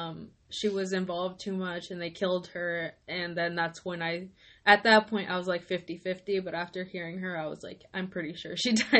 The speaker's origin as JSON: {"language": "English", "town": "Tampa", "region": "Florida", "country": "United States", "said": "I'm from Tampa"}